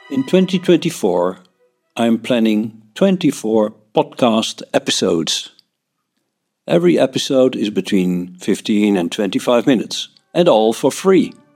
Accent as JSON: {"language": "English", "country": "Netherlands", "said": "I'm from the Netherlands."}